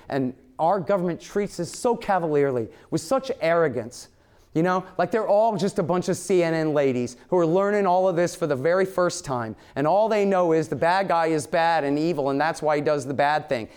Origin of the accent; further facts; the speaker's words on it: Texas, United States; I'm from here, too. I'm a Texan, and I'm an American